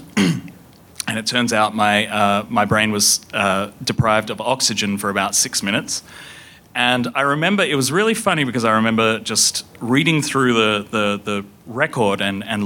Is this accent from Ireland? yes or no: no; Perth, Western Australia, Australia; moved away; also born or lived in United States / United Kingdom; I grew up in Perth, Western Australia